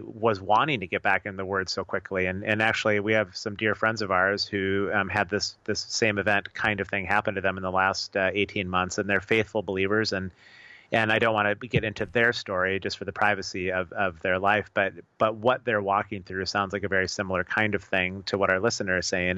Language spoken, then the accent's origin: English; United States; as American believers